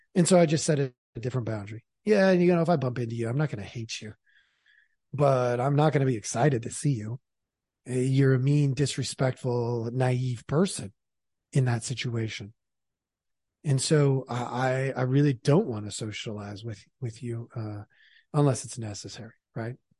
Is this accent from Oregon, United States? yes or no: yes; Portland, Oregon, United States; moved away; also born or lived in Idaho; I'm not actually from Idaho. I'm from Oregon.